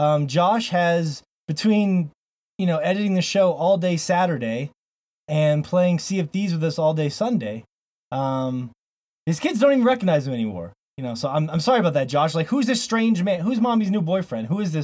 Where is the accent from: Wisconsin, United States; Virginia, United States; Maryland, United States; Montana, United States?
Montana, United States; By the way … here from Montana. Blue skies of Montana.